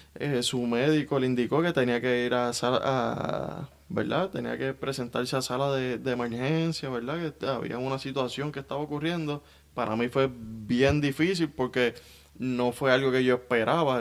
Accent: Guaynabo, Puerto Rico; Guaynabo tiene mucho barrio. Eh, tiene mucha zona rural y yo soy de la zona rural. Digo, me crié en, el mismo pueblo de Guaynabo

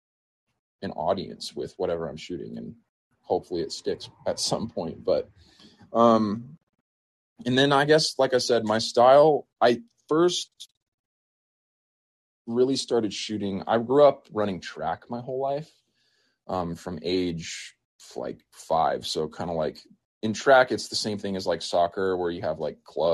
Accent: New Mexico, United States; I grew up here in New Mexico growing up.

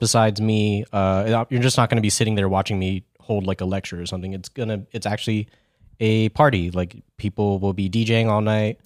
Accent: Yokosuka, Kanagawa, Japan; moved away; I was born in Yokosuka, Japan. It is in the Kanagawa Prefecture.

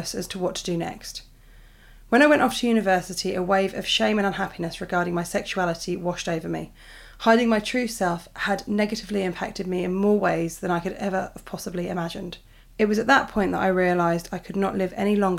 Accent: United Kingdom; I'm British

